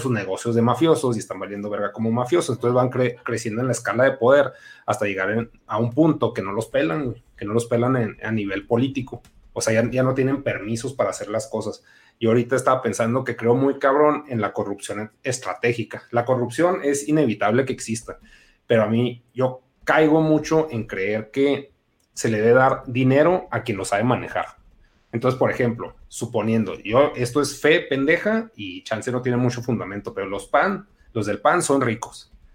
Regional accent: Mexico; somos mexicanos, todos somos prietos

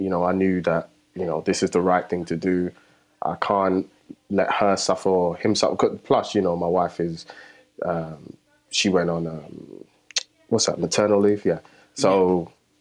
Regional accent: London, United Kingdom; I grew up in the heart of Tottenham

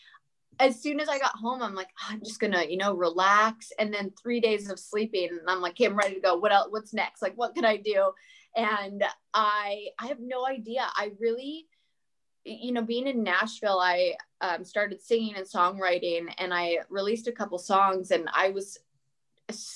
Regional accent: Canada; moved away as an adult; now in United States; I'm also Canadian

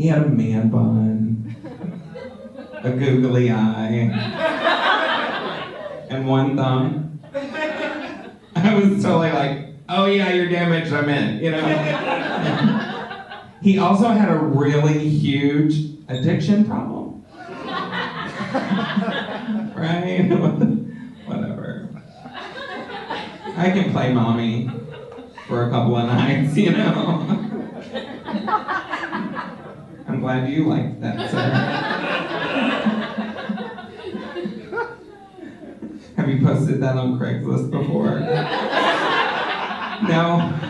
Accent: Texas, United States; moved away; also born or lived in Los Angeles / Wisconsin; I grew up in small town Texas

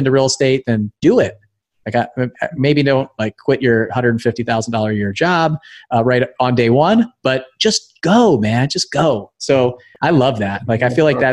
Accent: Thousand Oaks, California, United States; I grew up in Thousand Oaks, just outside

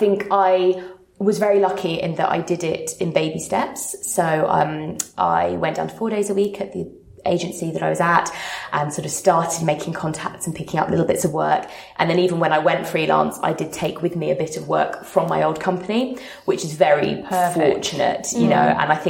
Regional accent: Sydney, New South Wales, Australia; moved away as an adult; now in London, United Kingdom; I moved to London from Sydney about 3.5 years ago and landed a dream freelance role

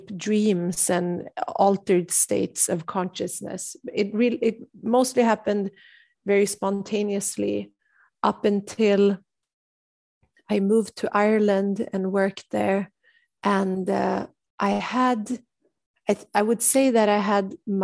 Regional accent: Sweden; growing up in Sweden

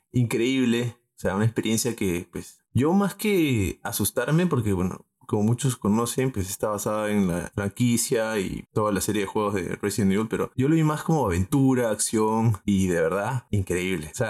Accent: Arequipa, Peru; yo soy arequipeño.

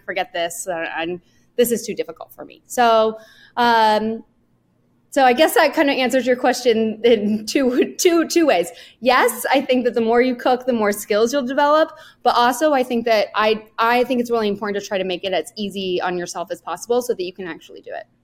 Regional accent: Northern California, United States; I grew up in Northern California.

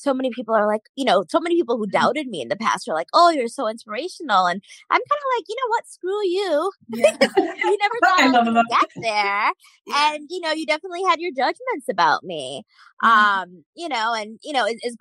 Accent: United States; as Indian Americans

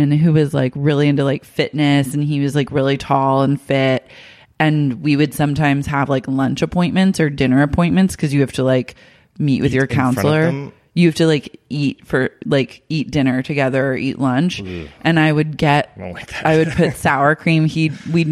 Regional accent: Oklahoma, United States; moved away; I grew up like in Sooner country, so like everyone is obsessed with like football in Oklahoma

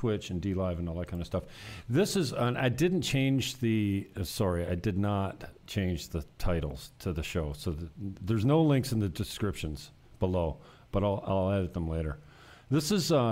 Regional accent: Niagara, Ontario, Canada; moved away as an adult; now in Dominican Republic; In my hometown, I keep close tabs on the Niagara Association of Realtors

